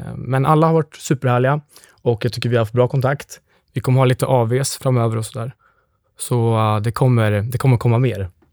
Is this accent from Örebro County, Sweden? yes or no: yes; Lindesberg, Örebro County, Sweden; moved away; Jag kommer från Lindesberg